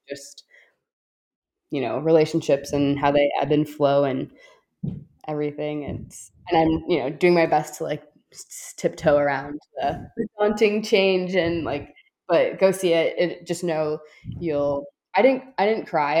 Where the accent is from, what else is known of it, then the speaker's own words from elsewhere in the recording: Chicago, Illinois, United States; I'm from Chicago